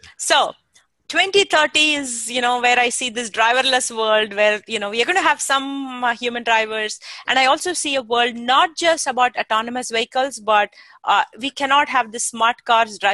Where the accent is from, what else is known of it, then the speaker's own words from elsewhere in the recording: India; now in Silicon Valley, United States; I came originally from India